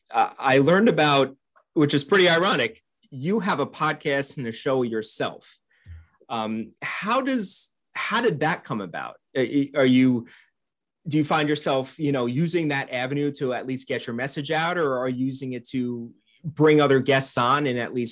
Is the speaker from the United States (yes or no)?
yes; Albany, New York, United States; I grew up in the Albany